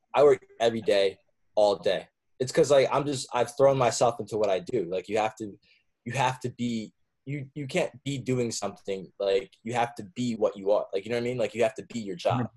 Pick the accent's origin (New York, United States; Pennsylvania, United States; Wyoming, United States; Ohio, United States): New York, United States; Warwick; moved away as an adult; also born or lived in Oneonta, New York / Bronx, New York; now in Brooklyn, United States; I grew up in Warwick, New York